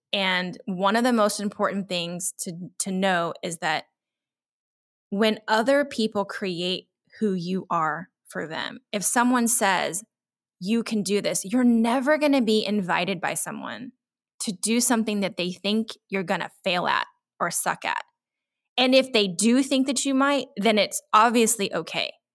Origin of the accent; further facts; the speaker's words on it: Central Texas, United States; I had a hard time as a minority growing up in Central Texas in the 70s